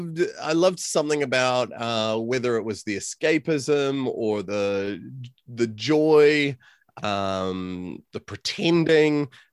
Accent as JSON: {"language": "English", "country": "New Zealand", "tie": "born or raised there", "also_born_or_lived": "California / Chicago", "moved": "as an adult", "lives_now": "Auckland, New Zealand", "said": "Yeah, so I was born in California to New Zealand parents. Both my parents grew up in New Zealand and lived all of their youth in New Zealand. I moved to New Zealand when I was about 4 years old, and then I moved to Chicago when I was 28."}